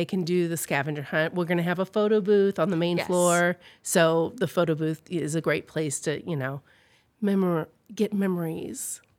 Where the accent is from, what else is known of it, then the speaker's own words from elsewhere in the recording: Marion, Illinois, United States; also born or lived in Kansas City, United States; I grew up in Marion. We moved here when I was three from Kansas City. And my dad worked at John A. And my mom eventually started a shoe store, Feet First, here on the square. And yeah, I grew up Marion High School, class of 88.